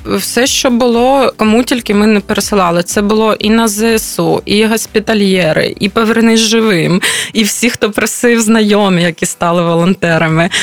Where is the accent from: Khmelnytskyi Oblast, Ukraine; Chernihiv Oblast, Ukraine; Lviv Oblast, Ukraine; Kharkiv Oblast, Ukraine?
Kharkiv Oblast, Ukraine; Kharkiv; moved away as an adult; в мене досі є будинок, він досі цілий. Я розумію, що в Харкові